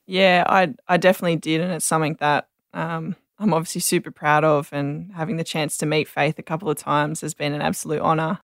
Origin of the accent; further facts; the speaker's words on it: Sydney, New South Wales, Australia; I grew up in Sydney, yeah, um, in Picnic Point